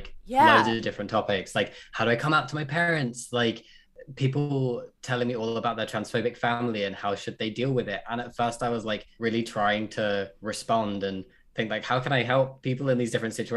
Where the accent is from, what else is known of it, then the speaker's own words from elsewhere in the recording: United Kingdom; I'm really British